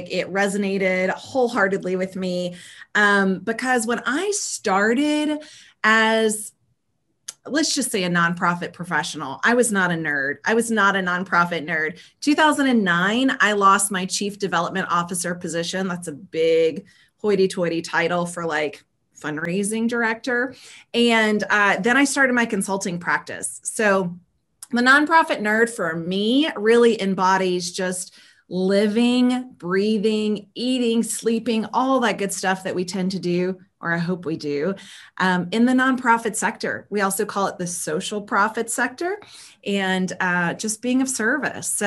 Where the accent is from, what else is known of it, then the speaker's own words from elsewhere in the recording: the South, United States; but I grew up in the South, born and raised um, like southeast of uh, the states of the United States.